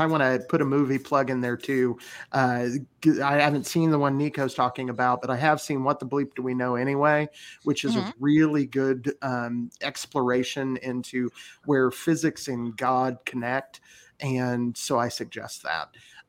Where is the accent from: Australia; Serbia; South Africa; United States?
United States; Indiana; I'm a hillbilly from Indiana.